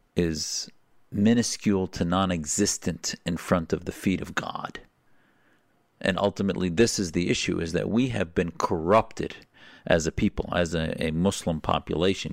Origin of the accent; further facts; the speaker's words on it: United States; as an American